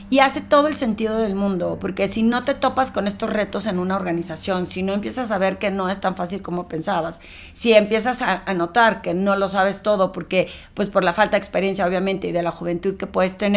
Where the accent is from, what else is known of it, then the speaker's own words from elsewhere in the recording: Torreón, Coahuila, Mexico; moved away as an adult; now in Mexico City, Mexico; cuando yo me eh, vine de Torreón a la Ciudad de México a trabajar en el medio financiero